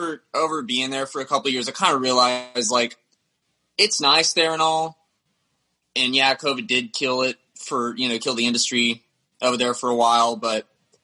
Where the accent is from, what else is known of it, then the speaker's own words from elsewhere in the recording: the South, United States; growing up in the South, I really got into metal at a young age